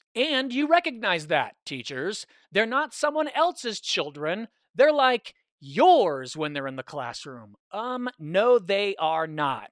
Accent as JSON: {"language": "English", "region": "California", "country": "United States", "said": "I'm from the West, I'm from California"}